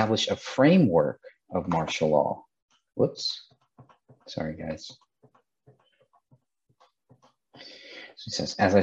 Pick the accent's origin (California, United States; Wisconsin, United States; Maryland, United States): California, United States; my home state in California